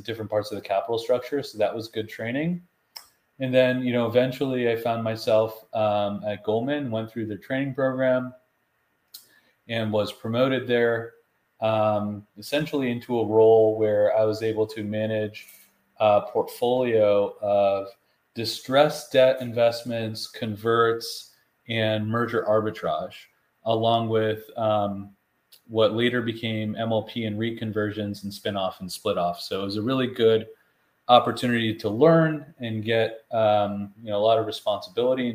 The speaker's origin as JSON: {"language": "English", "region": "New York", "country": "United States", "tie": "born or raised there", "also_born_or_lived": "Boston", "said": "I grew up in New York, and then we moved out into the suburbs"}